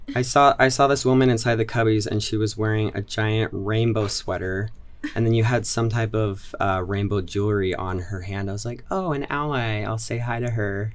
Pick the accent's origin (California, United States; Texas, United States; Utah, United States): Utah, United States; Orem; also born or lived in Highland, Utah; I am originally from Utah County. I grew up in Orem for ten years, and then when I was fifteen, my family moved to Highland.